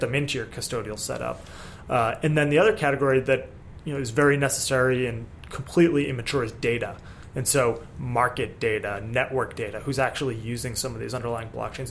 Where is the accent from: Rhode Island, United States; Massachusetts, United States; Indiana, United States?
Massachusetts, United States; Boston; I grew up around Boston area